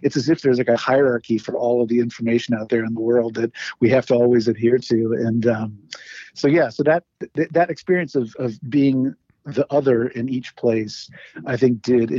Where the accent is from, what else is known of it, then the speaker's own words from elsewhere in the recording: New York, United States; also born or lived in Iran; I was born in New York. I split my time between here in New York and in Iran, because at the time, my dad was he was a vice dean in a university in southern Iran